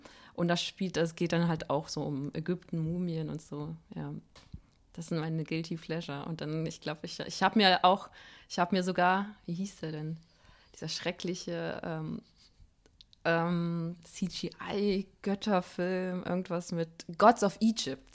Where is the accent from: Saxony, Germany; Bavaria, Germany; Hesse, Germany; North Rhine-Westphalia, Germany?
Hesse, Germany; Fuldatal; aus Fuldatal, Iringshausen.